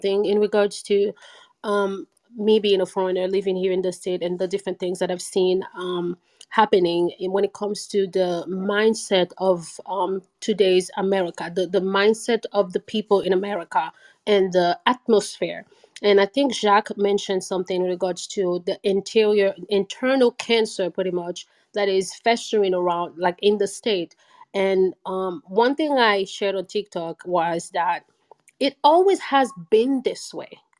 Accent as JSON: {"language": "English", "country": "Haiti", "moved": "yes", "lives_now": "United States", "said": "I'm from Haiti"}